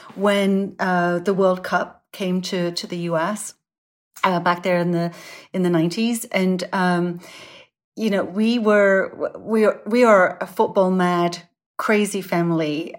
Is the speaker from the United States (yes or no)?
no; Sunderland, North East England, United Kingdom; moved away; Sunderland's my hometown. Um, it's, it's where I grew up